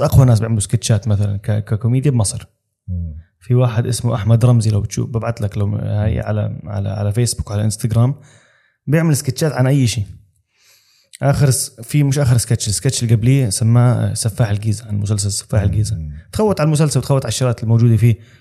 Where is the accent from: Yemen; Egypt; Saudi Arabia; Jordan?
Jordan; Amman, Amman Governorate; now in Dubai, United Arab Emirates; انا اردني